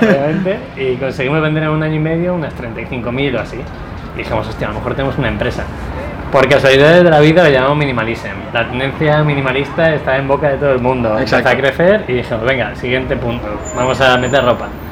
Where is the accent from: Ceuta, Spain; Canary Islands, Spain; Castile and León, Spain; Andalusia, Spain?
Castile and León, Spain; Segovia; moved away as an adult; now in Valencia, Spain; yo soy de Segovia, me quería venir a vivir a la playa